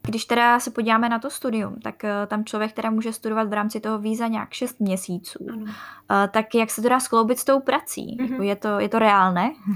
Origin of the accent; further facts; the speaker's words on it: Czechia; jako Češi